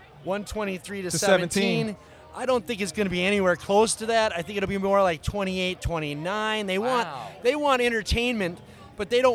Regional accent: Minneapolis, Minnesota, United States; I hail from Minneapolis

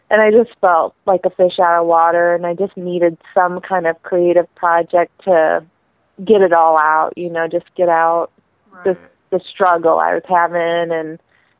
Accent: Missouri, United States; I am an outsider. I'm actually from Missouri. I live in the St. Louis area

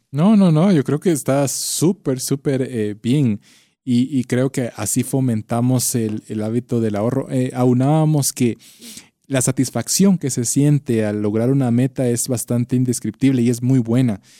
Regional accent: Guatemala; como guatemaltecos

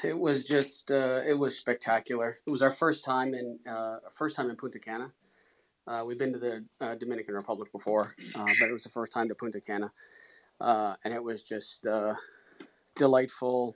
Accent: just outside Toronto, Ontario, Canada; just outside Toronto

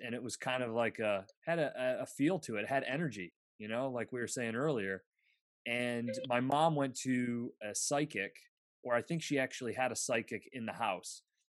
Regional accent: Bradford, Pennsylvania, United States; I'm from Bradford, Pennsylvania, which is really close to the Seneca Nation of Indians, so a reservation.

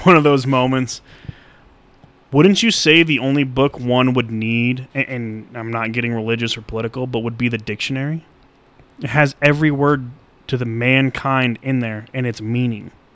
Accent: Colorado, United States; I was born and raised in Colorado

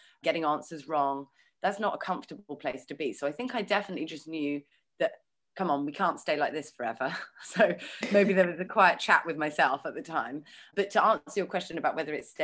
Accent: London, United Kingdom; I was born in London and I've got two younger brothers

